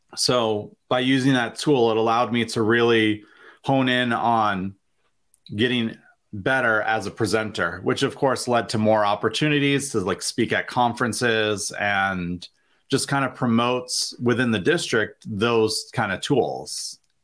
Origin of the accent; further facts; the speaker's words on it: Vermont, United States; moved away as an adult; now in Springfield, United States; I was born and raised in Vermont